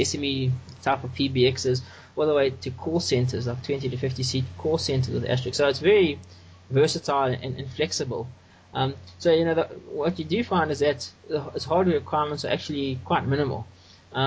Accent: South Africa; I'm from South Africa, and I'm an open source developer and solution provider

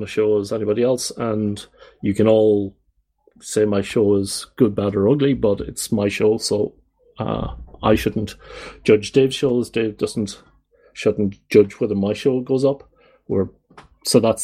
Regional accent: Ireland; I come from the Republic

